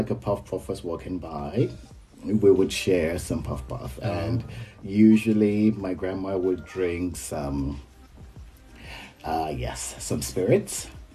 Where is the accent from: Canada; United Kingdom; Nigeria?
Nigeria; Lagos; moved away as an adult; now in China; I grew up in Lagos, Nigeria